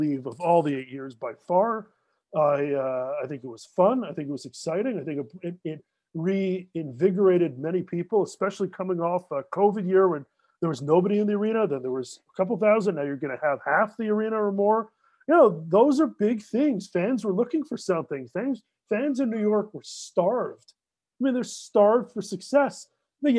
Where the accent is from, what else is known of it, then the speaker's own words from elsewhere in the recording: Canada; As a Canadian